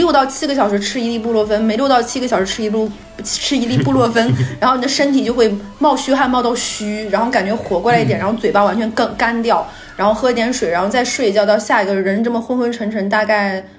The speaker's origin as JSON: {"language": "Chinese", "region": "Northeast China", "country": "China", "said": "大家知不知道我们东北人回老家是回哪儿啊？"}